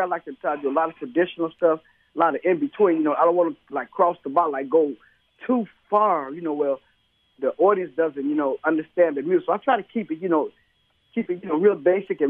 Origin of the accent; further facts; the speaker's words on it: Chicago, Illinois, United States; Yes, I'm from Chicago